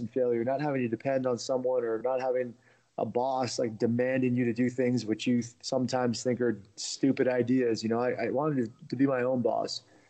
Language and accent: English; Washington, D.C. area in Virginia, United States; also born or lived in Russia; I grew up in the Washington, D.C. area in Virginia.